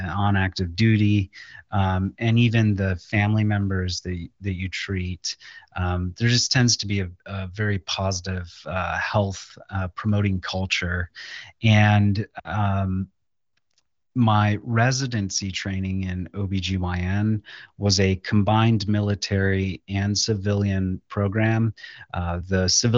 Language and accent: English; Lorain, Ohio, United States; came back to my hometown of Lorain, Ohio, which is close to Cleveland